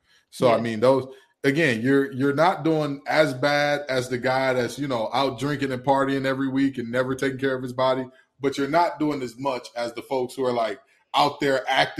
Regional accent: Detroit, Michigan, United States; I have oceanfront property for you in my hometown of Detroit, Michigan.

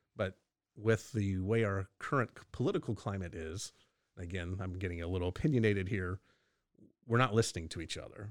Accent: Texas, United States; being a Texan

